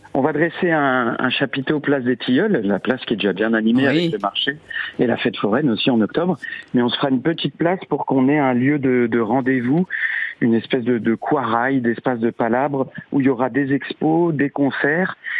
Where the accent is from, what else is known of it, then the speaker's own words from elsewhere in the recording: Lorraine, Grand Est, France; en tant que Lorrain